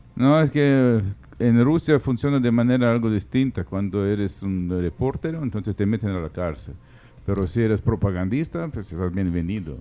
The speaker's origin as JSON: {"language": "Spanish", "country": "Ukraine"}